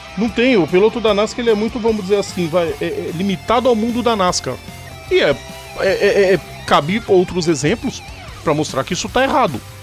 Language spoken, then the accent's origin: Portuguese; Brazil; a gente é brasileiro